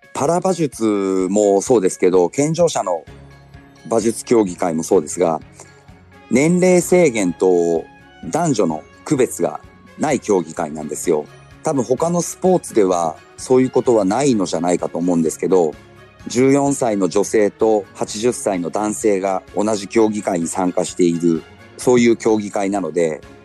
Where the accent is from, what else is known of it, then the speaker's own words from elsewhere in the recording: Kumamoto, Japan; moved away as an adult; also born or lived in Fukuoka Prefecture / Kanto; 地元の熊本